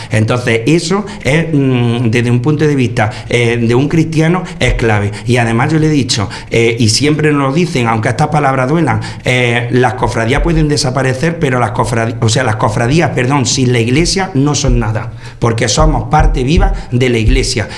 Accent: Torre del Campo, Andalusia, Spain; el vicario parroquial de mi pueblo, de, de Torre del Campo

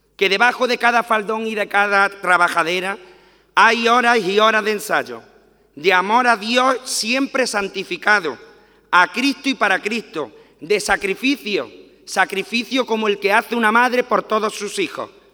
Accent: Torre del Campo, Andalusia, Spain; now in Jaén, Spain; vicario parroquial de mi parroquia de San Bartolomé, de Torre del Campo

